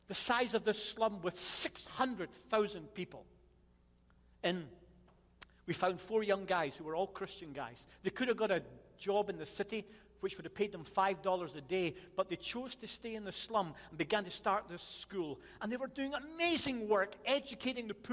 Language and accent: English; Scotland, United Kingdom; I'm Scottish